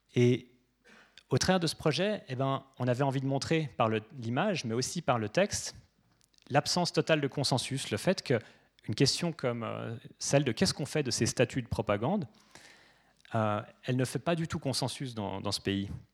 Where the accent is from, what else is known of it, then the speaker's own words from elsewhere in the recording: Geneva, Switzerland; moi je suis suisse